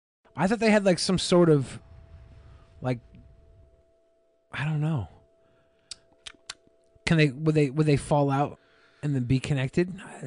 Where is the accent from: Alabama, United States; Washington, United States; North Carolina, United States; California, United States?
Washington, United States; Seattle; I'm from Seattle